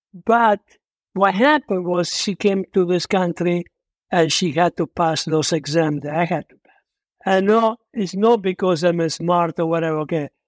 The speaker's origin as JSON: {"language": "English", "country": "Italy", "also_born_or_lived": "Argentina", "second_language": "English", "moved": "as an adult", "lives_now": "United States"}